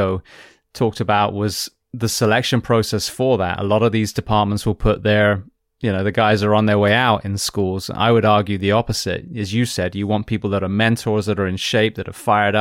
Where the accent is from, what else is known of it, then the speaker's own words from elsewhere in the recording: United Kingdom; now in United States; I'm British, you know, I'm American now